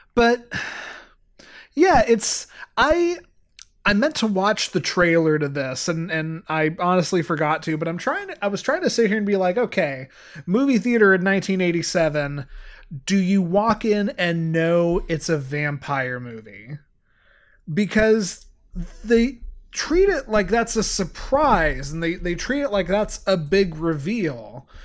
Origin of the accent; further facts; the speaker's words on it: Santa Clara, California, United States; I was born in Santa Clara